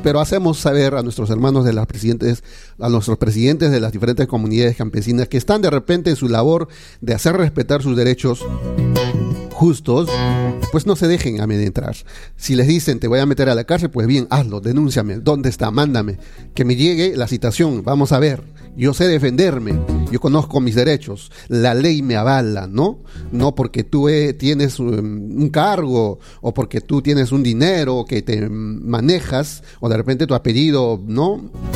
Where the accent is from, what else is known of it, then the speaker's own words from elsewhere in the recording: Peru; todos tenemos los mismos derechos y deberes como ciudadanos peruanos